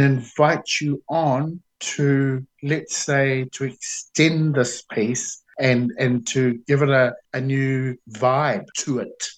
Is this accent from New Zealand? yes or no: yes; Auckland, New Zealand; I was born in Auckland, but I was raised in um, East Tamaki, Otara